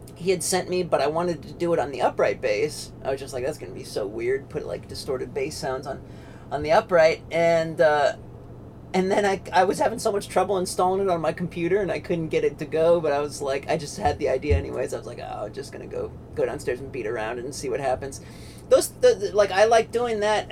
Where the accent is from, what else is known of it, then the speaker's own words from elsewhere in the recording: Pennsylvania, United States; now in North Carolina, United States; I'm in North Carolina, but I grew up in Pennsylvania